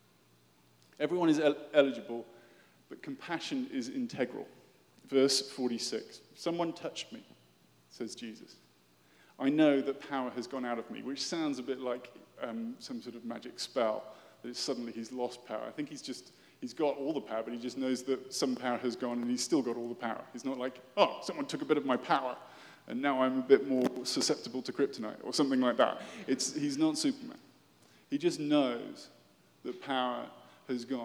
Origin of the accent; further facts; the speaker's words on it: United Kingdom; moved away as an adult; also born or lived in London; I am British